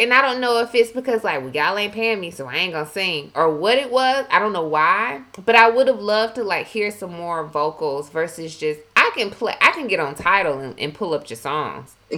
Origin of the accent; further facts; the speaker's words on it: Milledgeville, Georgia, United States; accent: Southern twang; moved away; I'm from Georgia. I'm from the South